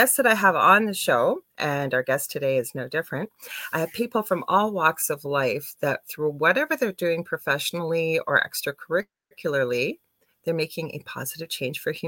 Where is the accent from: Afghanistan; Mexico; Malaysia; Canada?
Canada; I'm a Canadian clairvoyant medium